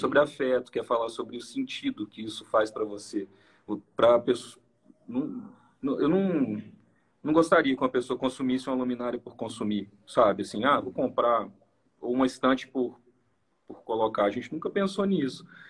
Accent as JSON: {"language": "Portuguese", "region": "Minas Gerais", "country": "Brazil", "said": "a gente é mineiro mesmo"}